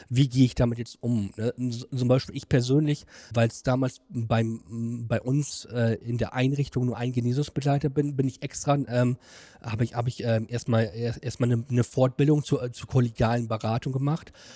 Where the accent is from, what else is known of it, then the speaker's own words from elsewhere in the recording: Germany; Ich komme aus Beersburg